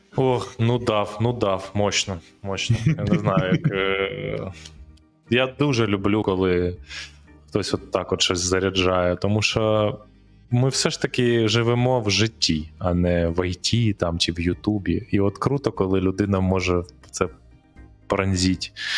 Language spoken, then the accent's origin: Ukrainian; Kyiv, Ukraine; з з яким ми разом росли на Троєщині там е, в дитинстві, в одному парадному